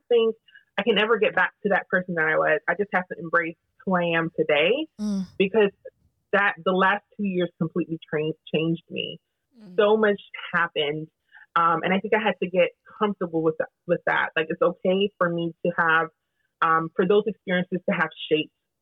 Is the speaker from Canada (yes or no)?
no; Jamaica; I'm also Jamaican.